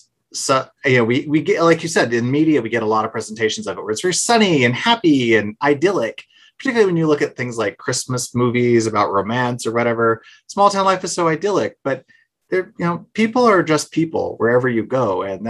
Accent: Guthrie, Oklahoma, United States; now in Denver, United States; I grew up like him in Guthrie, Oklahoma. Like him, I'm a high school dropout. I've gone on to earn some college degrees since and tried to make up for it where I can and traveled and get beyond that world. I live in Denver, Colorado now

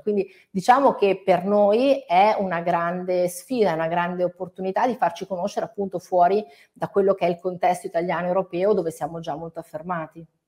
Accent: Italy; io adoro il mio paese

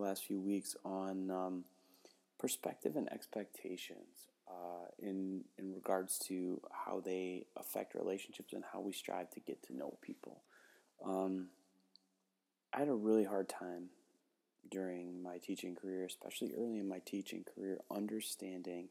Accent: Cumberland, Wisconsin, United States; I grew up in Cumberland, Wisconsin, which is a wonderful town, an incredible place to grow up

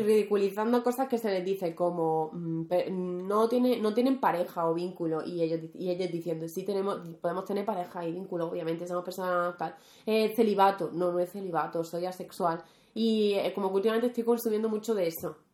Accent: Rociana del Condado, Andalusia, Spain; moved away; Mi pueblo, ya que hablemos de Andalucía, Rociana

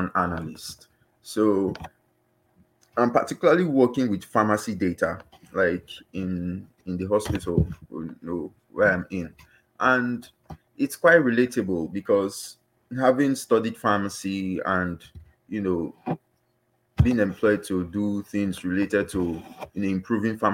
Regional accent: Nigeria; moved away as an adult; now in United Kingdom; I'm a Nigerian that migrated to the UK for a master's course in health

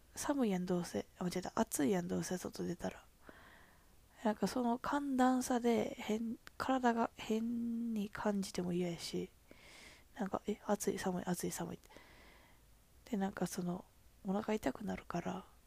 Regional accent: Kansai, Japan; accent: Kansai-ben

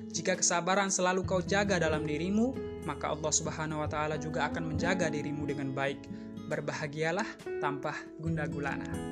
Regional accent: East Nusa Tenggara, Indonesia; moved away as an adult; now in Sumbawa, Indonesia; asal saya dari NTT

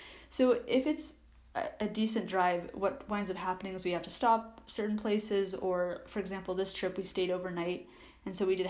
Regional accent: California, United States; I'm from California

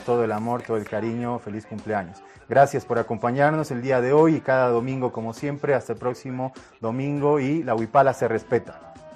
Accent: Santa Cruz, Bolivia; como cruceño

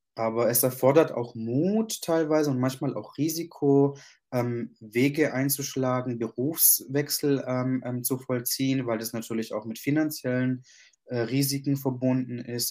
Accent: Germany; also born or lived in Sicily, Italy (parents' origin); Meine Eltern kommen aus Ita-, aus, aus, aus Italien, genauer gesagt aus Sizilien. Und ich bin hier geboren und aufgewachsen

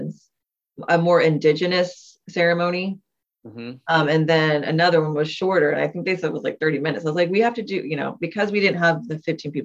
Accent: Texas, United States; we're from Texas

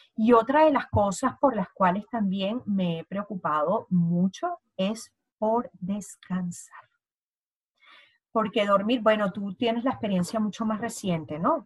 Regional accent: Venezuela; moved away; ambas somos venezolanas

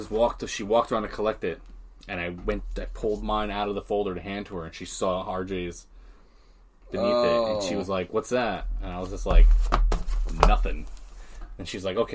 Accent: New York, United States; moved away; also born or lived in Tampa; I'm from New York

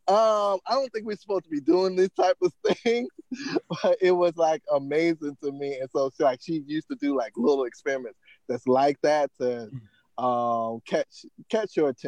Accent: Savannah, Georgia, United States; moved away as an adult; also born or lived in Massachusetts; now in Los Angeles, United States; I went to my hometown, Savannah State University

